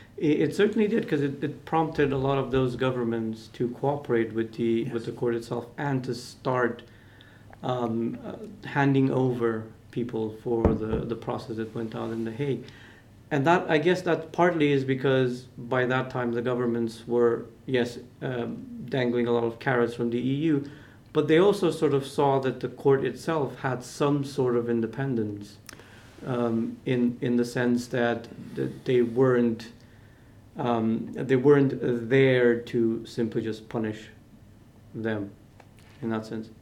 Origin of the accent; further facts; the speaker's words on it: North Macedonia; I'm from Macedonia, so that's former Yugoslavian republic.